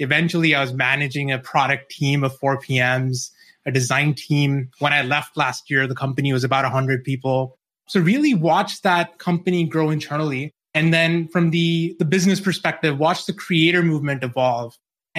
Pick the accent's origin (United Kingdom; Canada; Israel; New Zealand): New Zealand; moved away as an adult; now in United States; Yeah, so I grew up in New Zealand. I've lost the accent now. I moved over to the States when I was 22.